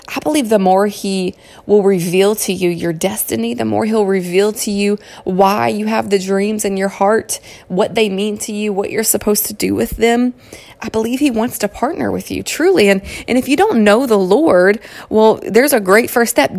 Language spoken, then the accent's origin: English; Kentucky, United States; accent: Southern twang; moved away as an adult; now in California, United States; You'll also recognize a Southern twang, and that's because I was born and raised in Kentucky. Um, and I've lived out in California now for goodness, 11 or 12 years